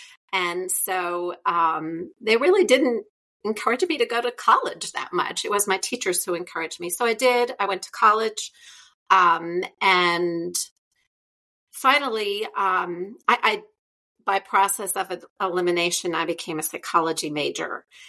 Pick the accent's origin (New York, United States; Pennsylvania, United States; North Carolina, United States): Pennsylvania, United States; now in Louisiana, United States; I live in Louisiana, but I'm from Pennsylvania. I grew up there in a very traditional family and I was the oldest of four kids. And I was fortunate enough to take French starting in middle school.